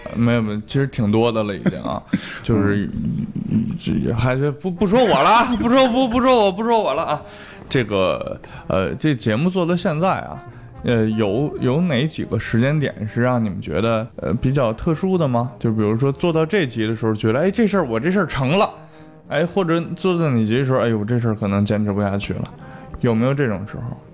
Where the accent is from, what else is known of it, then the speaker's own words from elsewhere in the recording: Beijing, China; 其实这个好像是我们北京人的一个 通病